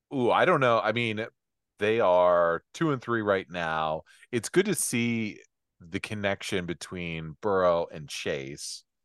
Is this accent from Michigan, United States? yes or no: yes; Michigan, United States